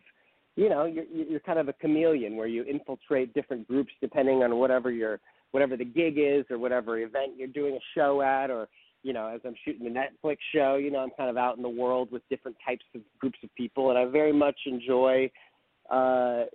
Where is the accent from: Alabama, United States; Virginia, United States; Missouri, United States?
Missouri, United States; St. Louis; I grew up in St. Louis, Missouri. So I'm a good little Midwestern kid